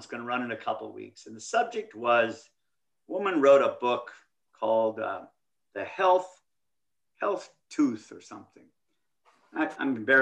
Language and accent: English; Midwest, United States; I grew up in the Midwest.